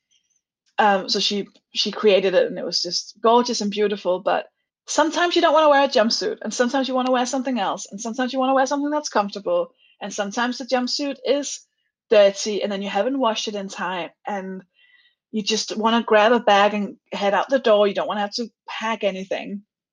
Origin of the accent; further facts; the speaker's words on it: Denmark; now in United Kingdom; I'm from Denmark